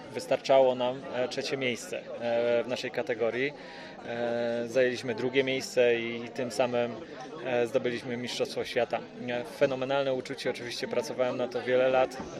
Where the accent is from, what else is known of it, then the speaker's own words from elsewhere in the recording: Ustroń, Silesian Voivodeship, Poland; niedaleko mojego rodzinnego miasta Ustroń